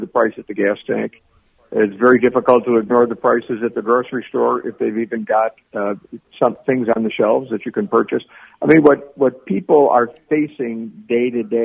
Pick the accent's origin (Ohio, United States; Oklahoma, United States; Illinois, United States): Ohio, United States; Cleveland; Cleveland's my hometown